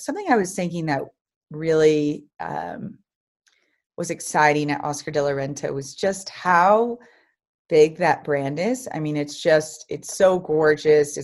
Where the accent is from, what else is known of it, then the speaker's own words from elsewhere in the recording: Dallas, Texas, United States; also born or lived in New York; I am from Dallas, Texas